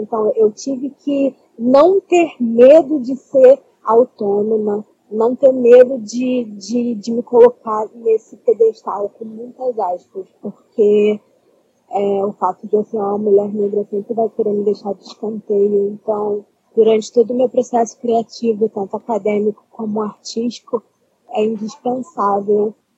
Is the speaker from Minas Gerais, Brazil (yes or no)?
no; Baixada Fluminense, Rio de Janeiro, Brazil; Eu sou da Baixada Fluminense, do Rio de Janeiro